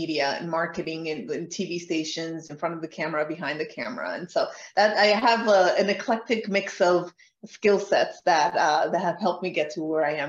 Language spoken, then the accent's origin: English; Colombia; moved away; I'm from Colombia.